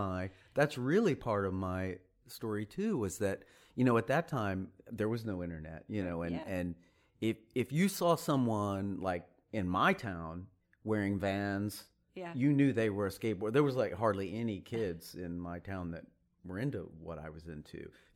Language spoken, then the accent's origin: English; Sherman, Texas, United States; Sherman, Texas. You've never heard of it. Nobody's ever heard of Sherman, I don't think. It's about an hour north of Dallas. It's kind of a small town.